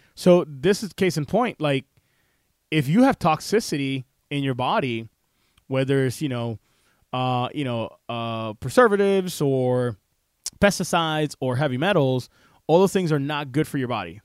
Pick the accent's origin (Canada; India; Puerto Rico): Puerto Rico; the ghetto of where I grew up in Puerto Rico